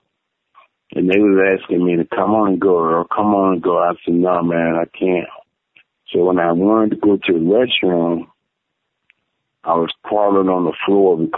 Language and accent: English; Texas, United States; I'm a Texan, man. I'm a high school, my junior high, my college, everything I've done, I went to the state of Texas